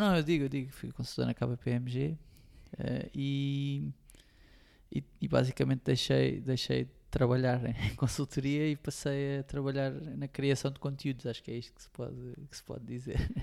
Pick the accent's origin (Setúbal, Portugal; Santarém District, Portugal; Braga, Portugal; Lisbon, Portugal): Setúbal, Portugal; Montijo; Tenho a sorte de ter amigos do Montijo, de onde eu sou